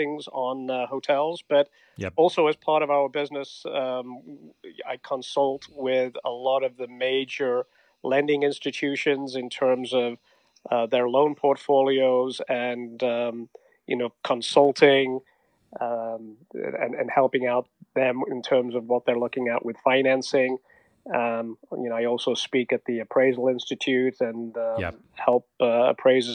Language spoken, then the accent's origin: English; England, United Kingdom; moved away as an adult; now in Newport Beach, United States; As you might detect from the accent, I'm originally from England